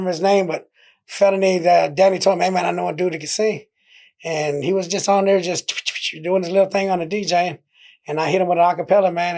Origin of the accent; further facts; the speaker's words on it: Grand Prairie, Texas, United States; also born or lived in Dallas, Texas / Mexico; I was born in Dallas. From Dallas, I went to Grand Prairie